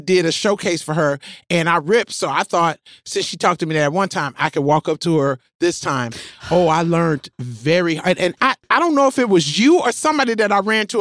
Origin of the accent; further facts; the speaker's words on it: Memphis, Tennessee, United States; moved away; I'm from Memphis